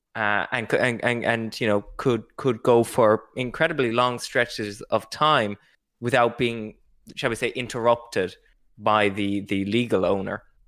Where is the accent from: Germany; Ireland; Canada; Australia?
Ireland